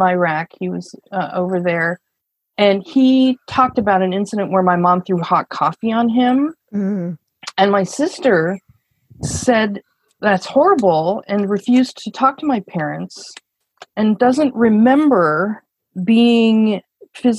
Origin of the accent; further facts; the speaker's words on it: Portland, Oregon, United States; I grew up in Portland, Oregon